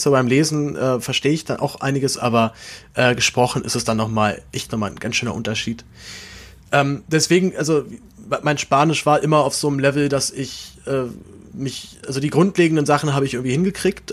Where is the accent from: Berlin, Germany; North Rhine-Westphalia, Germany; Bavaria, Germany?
Berlin, Germany; ich wohne in der Großstadt, ich bin ja Berliner